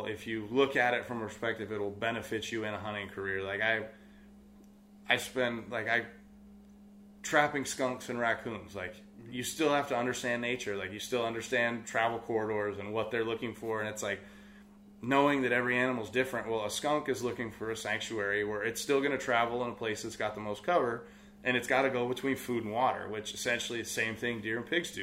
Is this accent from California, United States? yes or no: yes; Sonoma County, California, United States; also born or lived in Tennessee; I was born and raised here in Sonoma County